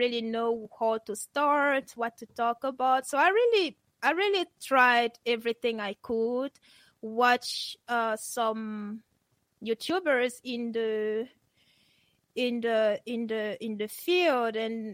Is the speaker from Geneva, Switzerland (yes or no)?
yes; Geneva, Switzerland; moved away; also born or lived in Cameroon; Geneva, which is where I grew up